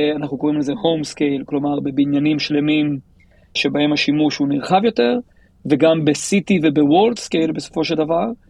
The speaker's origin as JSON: {"language": "Hebrew", "town": "Tel Aviv", "region": "Tel Aviv District", "country": "Israel", "said": "אני מתל אביב, אנחנו גרים בבבלי"}